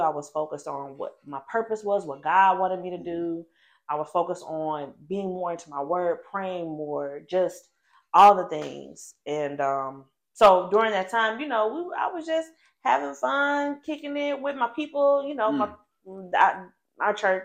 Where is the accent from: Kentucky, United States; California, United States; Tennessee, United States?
Tennessee, United States; Nashville; now in Memphis, United States; originally from Nashville